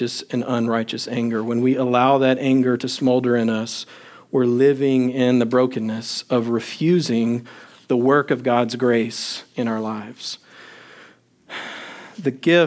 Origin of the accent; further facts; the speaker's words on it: Longview, Texas, United States; also born or lived in Crane, Texas; I was in seventh grade, the middle of seventh grade, we moved from Longview, Texas, in East Texas, to Crane, Texas, in West Texas